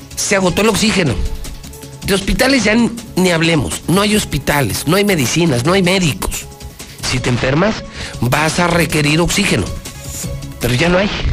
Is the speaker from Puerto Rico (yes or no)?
no; Aguascalientes, Mexico; mi tierra, con nuestra tierra, con mi Aguascalientes